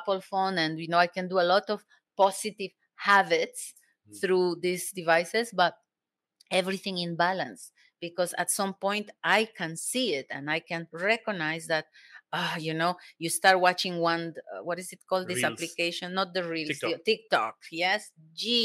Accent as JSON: {"language": "English", "region": "Cusco", "country": "Peru", "also_born_or_lived": "Germany", "second_language": "English", "moved": "as an adult", "said": "I come from Peru."}